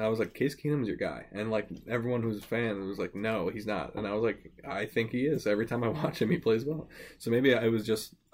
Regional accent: Plainedge, New York, United States; my hometown of Plain Edge

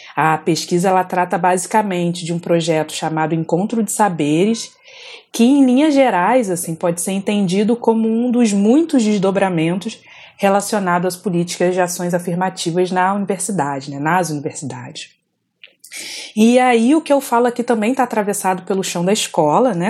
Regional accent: Volta Redonda, Rio de Janeiro, Brazil; moved away as an adult; eu saí de Volta Redonda com 19 anos. Para quem não conhece, Volta Redonda é uma cidade do interior do estado do Rio de Janeiro, região sul-fluminense.

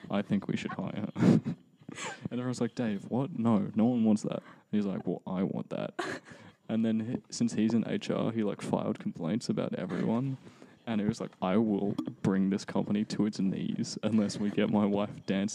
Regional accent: Chicago, Illinois, United States; I'm from Chicago, actually. Is that a good Chicago?

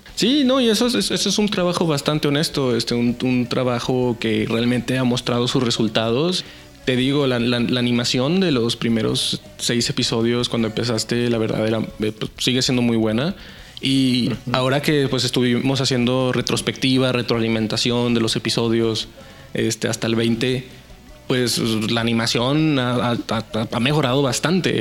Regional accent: Saltillo, Coahuila, Mexico; Yo soy de Saltillo, Coahuila

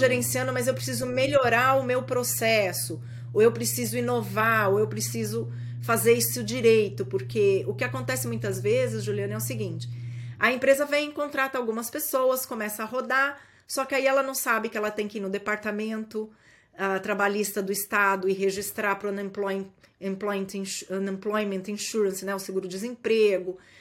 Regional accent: Brazil; moved away as an adult; now in United States; nós somos brasileiros

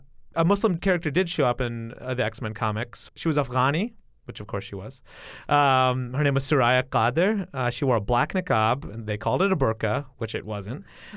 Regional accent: Midwest, United States; the kids that I grew up with in the Midwest, like the kids of color that I grew up

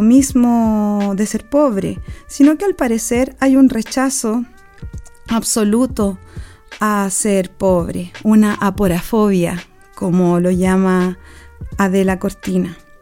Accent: Chile; Nací en la Sol de Septiembre, en la población Sol de Septiembre

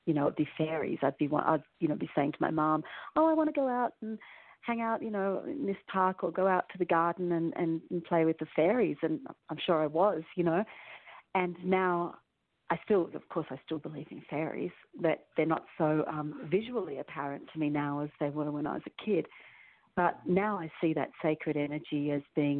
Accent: Melbourne, Victoria, Australia; moved away as an adult; now in Santa Fe, United States; I grew up in Melbourne, but I had this really weird Melbourne, Australia, and which is a really big city

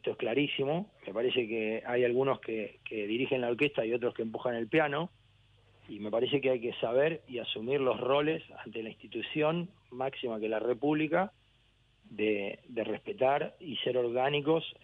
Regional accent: Argentina; also born or lived in Brussels, Belgium / Cagliari, Italy / Barcelona, Spain / Gran Canaria, Spain; soy argentino hasta el alma, tengo la bandera tatuada en mi brazo

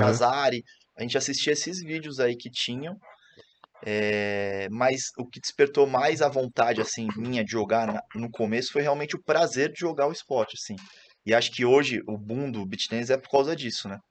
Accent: Santos, São Paulo, Brazil; Eu sou de Santos

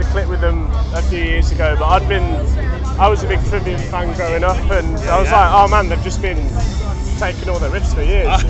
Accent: United Kingdom; as a British person

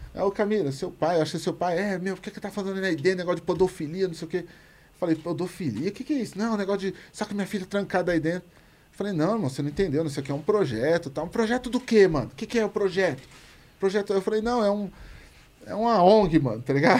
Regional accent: São Paulo, Brazil; Eu falei, no Jardim Comercial ali

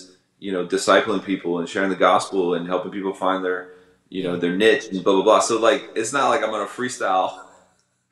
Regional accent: Tampa, Florida, United States; now in Cape Coral, United States; I'm live in Cape Coral, but I come from Ybor City. Yeah, that's the 813

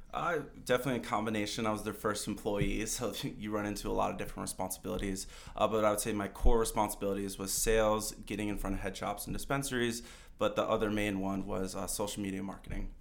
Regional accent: Michigan, United States; moved away as an adult; now in Colorado, United States; I grew up in Michigan my whole life

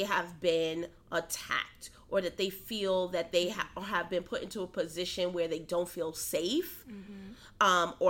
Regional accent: New York City, New York, United States; moved away; also born or lived in Atlanta; I grew up in Harlem in a time when, you know, there were dead bodies in buildings

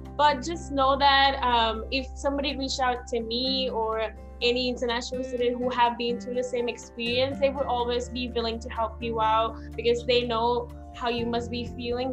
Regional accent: Sri Lanka; English is a second language; moved away as an adult; now in United States; I'm from Sri Lanka

